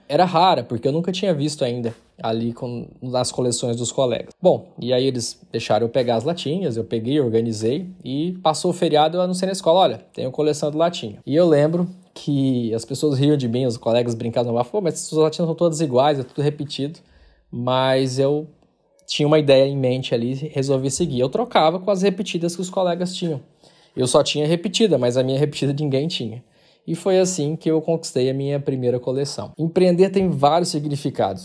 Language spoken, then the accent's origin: Portuguese; Porangatu, Goiás, Brazil; moved away as an adult; also born or lived in Guarulhos, São Paulo / Palmas, Tocantins; now in Covilhã, Portugal; Eu nasci em Guarulhos, em São Paulo, mas fui criado em Porangatu, onde fiquei até os 17 anos